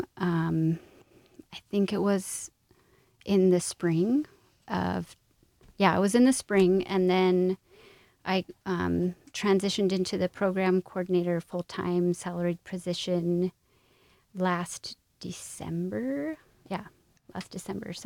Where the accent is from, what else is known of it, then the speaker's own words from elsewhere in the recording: Utah, United States; moved away as an adult; also born or lived in Connecticut / Florida; I grew up in Utah and then went to school on the East Coast